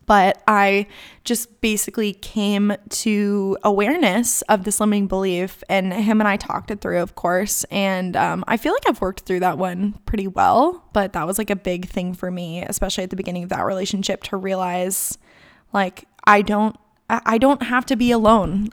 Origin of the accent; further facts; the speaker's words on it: Gilbert, Arizona, United States; moved away as an adult; also born or lived in Tucson, Arizona / Malibu, California; now in North Carolina, United States; I am from Gilbert, Arizona